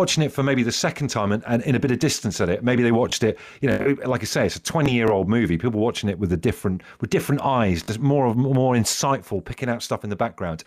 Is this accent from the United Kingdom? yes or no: yes; Brixham, South West England, United Kingdom; I grew up in Devon in Brixham, so down the road from where your hotel was